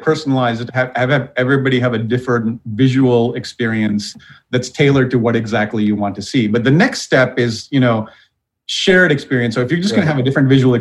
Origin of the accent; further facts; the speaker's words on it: Sri Lanka; moved away; also born or lived in Wausau, Wisconsin, United States; I grew up in Sri Lanka, which is a tiny island near India